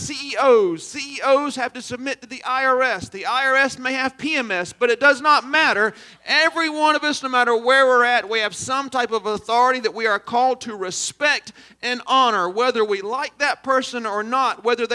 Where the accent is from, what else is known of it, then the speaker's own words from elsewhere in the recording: Aynor, South Carolina, United States; I'm from Aner